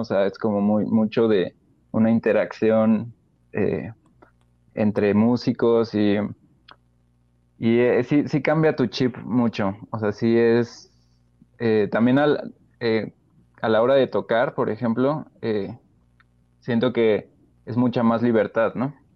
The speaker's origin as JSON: {"language": "Spanish", "region": "Querétaro", "country": "Mexico", "also_born_or_lived": "Celaya / Mexico City", "moved": "yes", "said": "me regresé a Querétaro"}